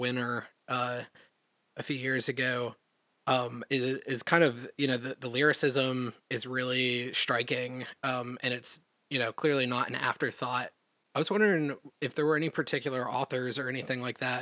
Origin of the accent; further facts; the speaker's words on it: the South, United States; I'm from the South in the United States